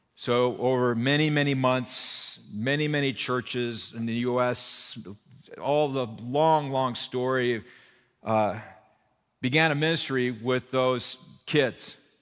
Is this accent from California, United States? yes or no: yes; Burbank, California, United States; also born or lived in Santa Barbara; I grew up in Burbank over here